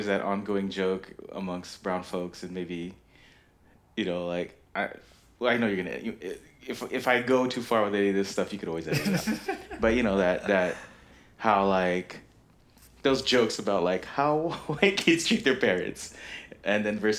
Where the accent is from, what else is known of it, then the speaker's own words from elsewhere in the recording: United States; We're American kids, mm-hmm. growing up in the 80s and 90s